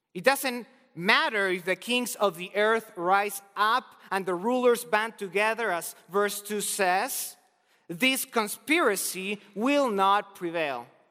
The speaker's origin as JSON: {"language": "English", "country": "Argentina", "moved": "yes", "said": "I'm originally from Argentina"}